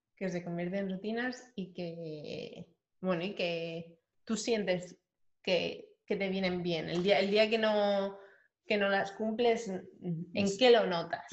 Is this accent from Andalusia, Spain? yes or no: no; Madrid, Community of Madrid, Spain; moved away as an adult; also born or lived in France / Réunion; yo soy de Madrid